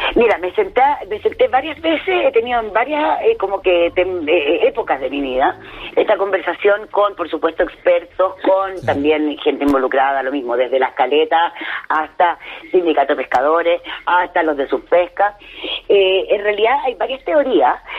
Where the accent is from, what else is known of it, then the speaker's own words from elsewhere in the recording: Chile; los clientes somos chilenos también